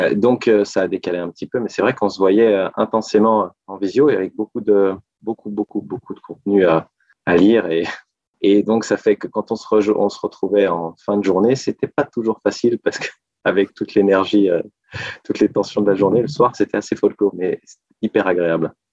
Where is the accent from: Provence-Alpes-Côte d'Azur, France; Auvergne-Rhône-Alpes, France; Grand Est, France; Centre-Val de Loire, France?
Auvergne-Rhône-Alpes, France; Annecy; moved away as an adult; now in Paris, France; quand j'étais petit, parce que moi, je viens d'une province, je viens d'Annecy